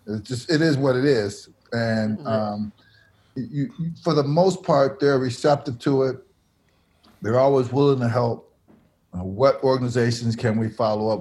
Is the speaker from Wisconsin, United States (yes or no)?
yes; Milwaukee, Wisconsin, United States; a school I went to, Milwaukee Public School